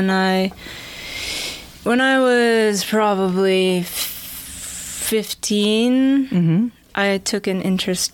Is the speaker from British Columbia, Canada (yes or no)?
yes; Vancouver, British Columbia, Canada; born or raised there; moved away as an adult; also born or lived in Kamloops, Canada / Edmonton, Canada